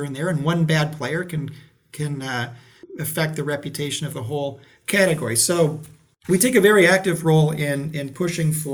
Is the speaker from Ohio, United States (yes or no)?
yes; Ohio, United States; I know Ohio very well. I grew up in Ohio.